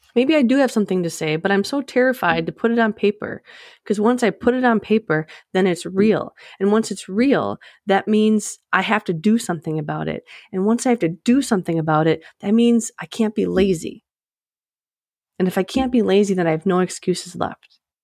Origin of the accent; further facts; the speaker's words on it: Midwest, United States; I'm from the Midwest, so we like to start families right out of high school